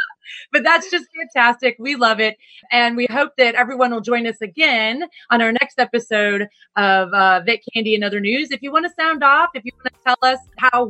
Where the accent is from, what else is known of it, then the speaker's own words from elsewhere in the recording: Texas, United States; we're from Texas